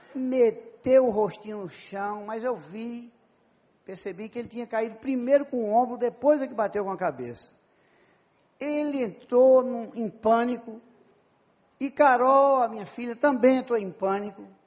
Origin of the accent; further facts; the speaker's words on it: Paraíba, Brazil; Eu sou da Paraíba